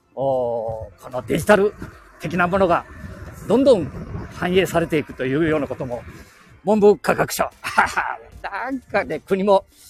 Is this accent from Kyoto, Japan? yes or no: no; Chita Peninsula, Aichi, Japan; 地元の名古屋の大学行っとろがや、この知多半島から